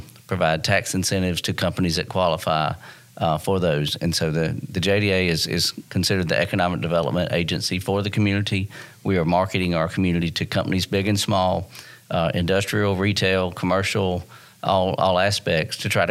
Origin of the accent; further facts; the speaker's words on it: Dalton, Georgia, United States; I'm part of moving my hometown forward